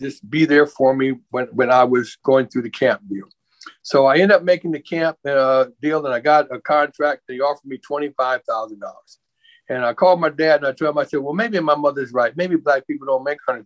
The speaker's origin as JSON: {"language": "English", "town": "Omaha", "region": "Nebraska", "country": "United States", "tie": "born or raised there", "said": "I grew up in the Omaha River Bottoms, and that's where the poorest of the poorest came when they migrated to Omaha to live"}